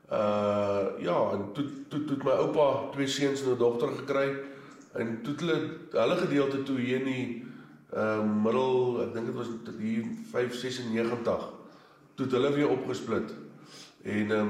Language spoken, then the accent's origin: Afrikaans; Standerton, Mpumalanga, South Africa; ek is ook al die eh, die vierde generasie op op op, op Standerton. My ou grootjie het hier laat 40s, 1950s wêreld hier aangekom.